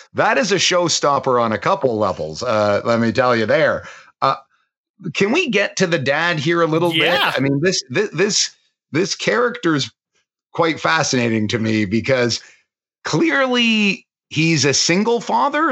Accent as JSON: {"language": "English", "country": "Canada", "tie": "born or raised there", "said": "growing up in Canada"}